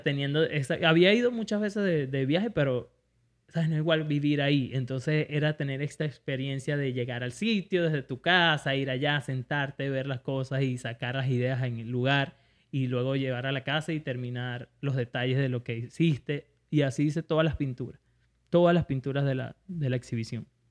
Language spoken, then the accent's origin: Spanish; Venezuela; moved away; soy venezolano